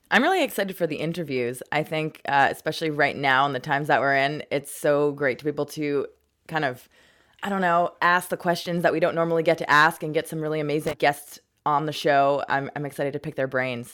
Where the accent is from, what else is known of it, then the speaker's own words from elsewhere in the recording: Montreal, Quebec, Canada; also born or lived in Toronto; now in Vancouver, Canada; raised in Montreal